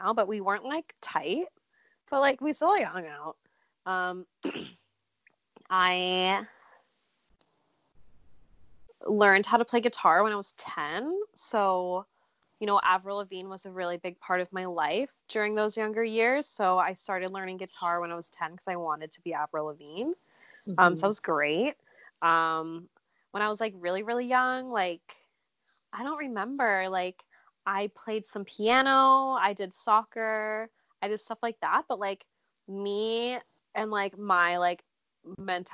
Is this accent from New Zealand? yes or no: no; Barrie, Ontario, Canada; I moved around a lot within Barrie, Ontario, which is where that's my hometown